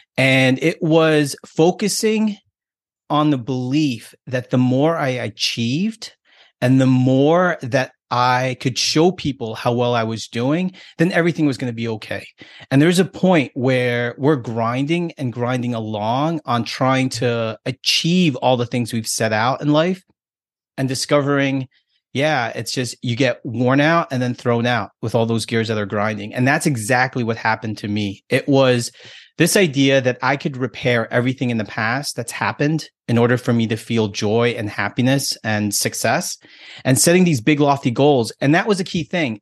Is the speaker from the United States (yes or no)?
yes; United States; me being American and being here in this country